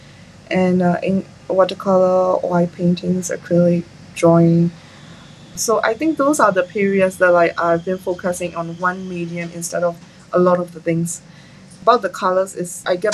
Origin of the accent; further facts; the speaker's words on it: a small town in upper Myanmar, Myanmar; now in Yangon, Myanmar; I am from a small town in Myanmar, in the upper part of Myanmar. My hometown is like quite peaceful